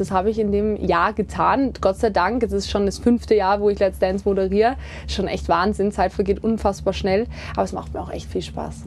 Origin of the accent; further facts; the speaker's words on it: Kitzbühel, Tyrol, Austria; moved away as an adult; also born or lived in St. Johann in Tirol; now in Germany; Gerade Kitzbühel, da bin ich groß geworden. Ich bin hier zur Schule gegangen in St. Johann, bin hier aufgewachsen